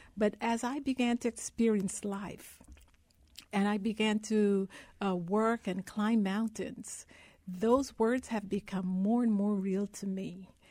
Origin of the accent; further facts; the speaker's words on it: Guyana; now in United States; I was born in Guyana, South America. I grew up in a country of the size of Rhode Island, less than a million people.